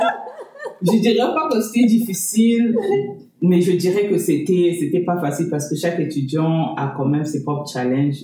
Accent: Republic of the Congo; moved away as an adult; now in New Brunswick, Canada; je suis originaire de la République du Congo

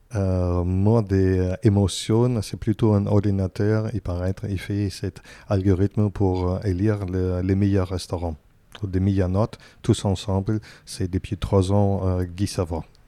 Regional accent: Berlin, Germany; French is a second language; moved away as an adult; now in Paris, France; je, viens de, Berlin, mais euh, j'habitais aussi encore dans des autres endroits. Et maintenant, j'habite plus ici à Paris que dans mon propre, propre pays

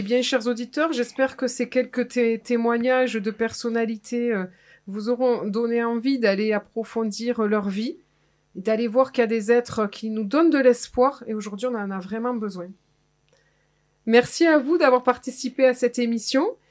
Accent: Clairac, Nouvelle-Aquitaine, France; je suis de Clérac et Clérac, c'est le fief euh, des, des, guerres de religion

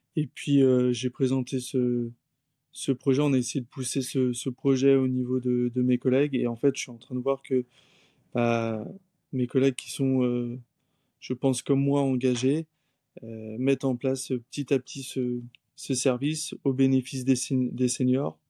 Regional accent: Saint-Malo, Brittany, France; now in Granville, France; j'ai grandi à Saint-Malo et actuellement je vis à Granville

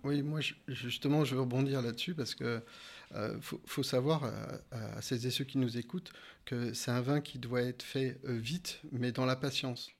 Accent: Burgundy, Bourgogne-Franche-Comté, France; je suis originaire de, Bourgogne

